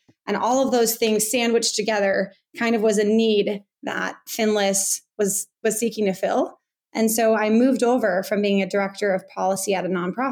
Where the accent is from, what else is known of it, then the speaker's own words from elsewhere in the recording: Bay Area, California, United States; I grew up in the Bay Area near the coast